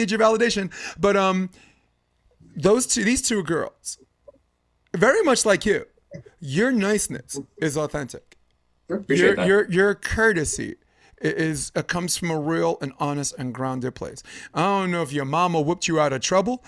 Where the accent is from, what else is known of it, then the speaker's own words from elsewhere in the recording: New York, United States; me as a New Yorker